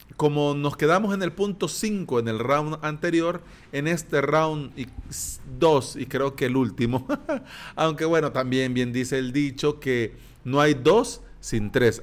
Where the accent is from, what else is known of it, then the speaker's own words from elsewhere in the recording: El Salvador; antes habían colones aquí en mi país, pero ya no